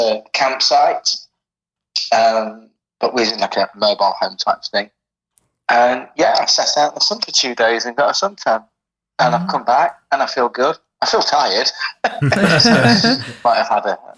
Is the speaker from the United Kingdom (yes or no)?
yes; East Midlands, United Kingdom; moved away as an adult; also born or lived in Derby; now in France; I grew up in the East Midlands, and Glenn and I knew each other at school.